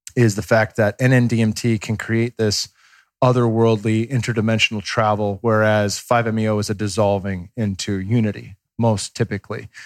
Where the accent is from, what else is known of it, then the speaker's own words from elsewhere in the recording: Bay Area, California, United States; I grew up watching them in the Bay Area